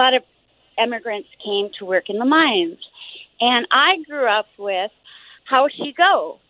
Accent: Duluth, Minnesota, United States; also born or lived in Iron Range; now in Minneapolis, United States; I'm from Duluth, heavily influenced by the Range. My grandparents are first generation former Yugoslavia. Anyway, and a lot of immigrants came to work in the mines.

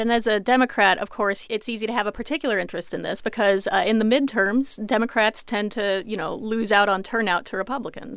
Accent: Iowa, United States; moved away; my home state of Iowa

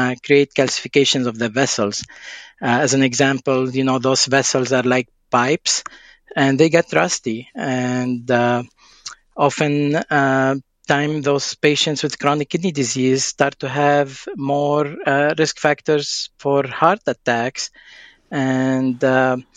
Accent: Lebanon; moved away; I'm originally from Lebanon

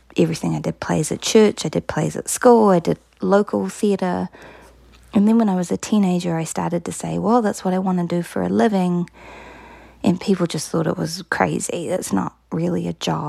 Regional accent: New Plymouth, Taranaki, New Zealand; I grew up in a town called New Plymouth in a province called Taranaki.

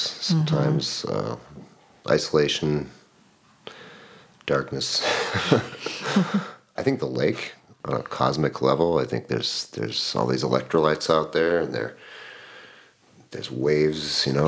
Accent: near Bemidji, northern Minnesota, United States; moved away as an adult; also born or lived in Utah; now in Duluth, United States; We grew up near, well, northern Minnesota, near Bemidji, up towards Red Lake Indian Reservation

